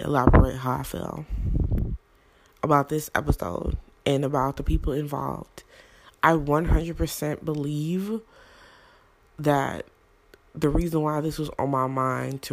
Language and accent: English; Brownsville, New Jersey, United States; also born or lived in Newark, New Jersey; I was born in Newark. Though I did not live in Newark my whole life, I was raised in Brownsville, New Jersey